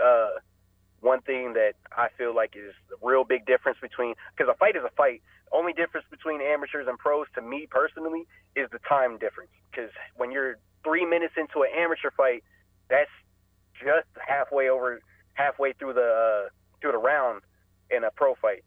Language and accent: English; Powell, Ohio, United States; I went to high school in uh, Powell, Ohio. Went to Olentangy Liberty